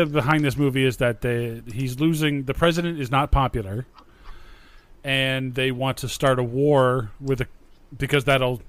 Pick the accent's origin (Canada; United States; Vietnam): Canada; I am a very proud Canadian